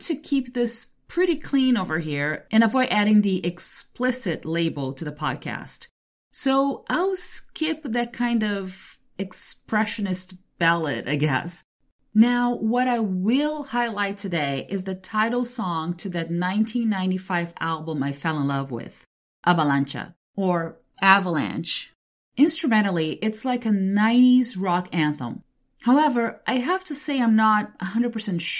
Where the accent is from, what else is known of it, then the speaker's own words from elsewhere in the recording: Brazil; growing up in Brazil